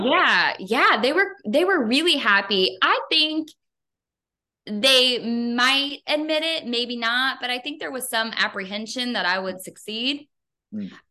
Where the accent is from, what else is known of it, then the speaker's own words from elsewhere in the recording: Northern Kentucky, United States; I'm from Kentucky. I grew up in a smaller city in Northern Kentucky.